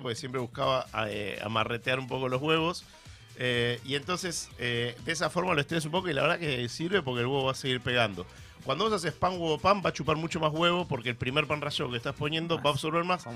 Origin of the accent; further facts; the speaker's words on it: Argentina; madres argentinas como yo